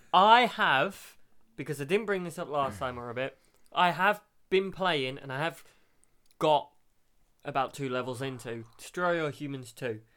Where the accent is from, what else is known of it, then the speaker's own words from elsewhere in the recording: Brighton, South East England, United Kingdom; I'm from Brighton, gay capital of Europe.